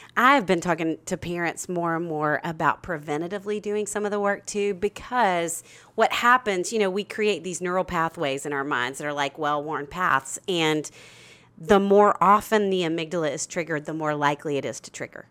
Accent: Arkansas, United States; I'm from Arkansas

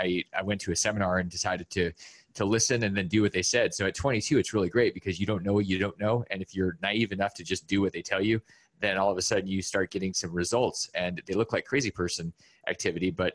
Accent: Alaska, United States; I grew up in Alaska

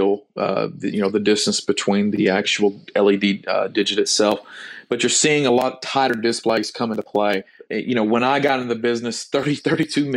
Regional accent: near Lufkin, Texas, United States; my hometown near Lufkin

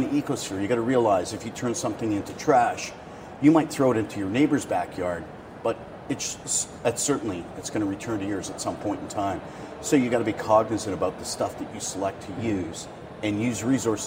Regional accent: Las Vegas, Nevada, United States; I'm from Las Vegas.

